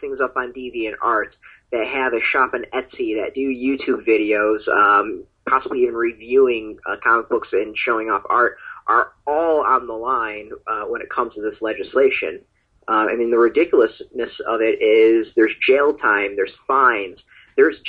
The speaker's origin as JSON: {"language": "English", "country": "United States", "said": "as an American"}